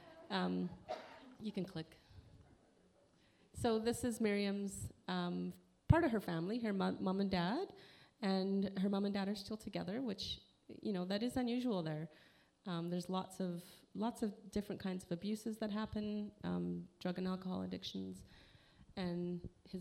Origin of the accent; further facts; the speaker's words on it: Canada; being Canadian